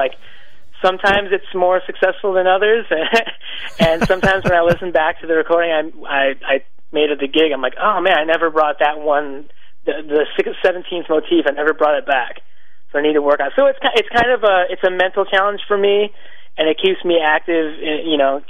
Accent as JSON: {"language": "English", "town": "Chicago", "region": "Illinois", "country": "United States", "tie": "born or raised there", "said": "I grew up in Chicago. I was born in the north suburbs of Chicago"}